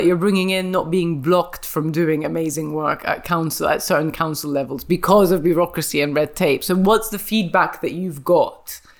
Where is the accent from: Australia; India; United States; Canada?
India; And I'm from India.